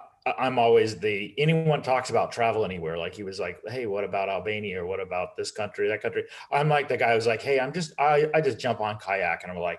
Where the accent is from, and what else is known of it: United States